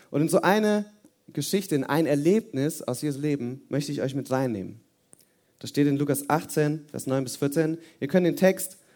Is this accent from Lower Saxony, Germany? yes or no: no; Hesse, Germany; now in Oberirsen, Germany; komme hier aus der Nähe, aus so einem Kaff, heißt Oberirsen. Und ähm, ursprünglich bin ich aus Hessen und ich habe fünf Geschwister.